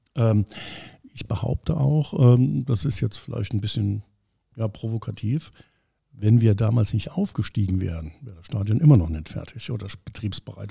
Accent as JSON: {"language": "German", "area": "Homburg", "region": "Saarland", "country": "Germany", "tie": "born or raised there", "said": "gebürtiger Hamburger bekennen, dass ich zwar dort wohne schon immer, aber schon immer in Saarbrücken gearbeitet und studiert habe"}